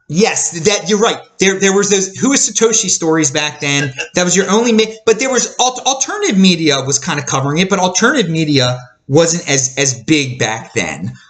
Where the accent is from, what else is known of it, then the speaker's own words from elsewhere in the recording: Baltimore, Maryland, United States; I'm from Baltimore, Maryland in, in the United States